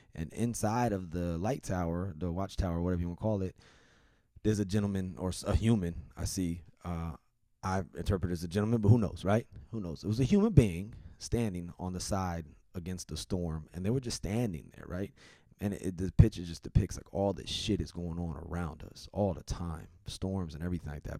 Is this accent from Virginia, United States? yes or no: yes; Virginia, United States; in my home state, uh, the state that I represent, where I'm from, the Old Dominion